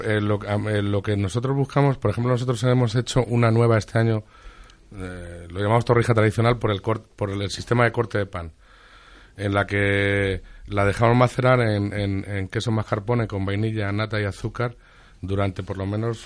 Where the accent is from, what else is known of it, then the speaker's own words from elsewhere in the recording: Toledo, Castilla-La Mancha, Spain; yo soy de Toledo